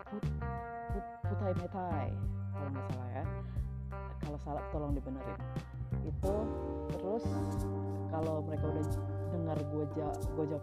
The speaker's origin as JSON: {"language": "Indonesian", "country": "Indonesia", "said": "gue bukan orang Tiongkok uh, gue orang Indonesia gitu"}